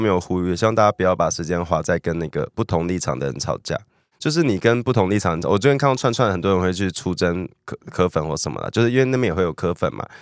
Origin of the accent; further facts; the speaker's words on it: Taiwan; 以我们一个台湾人看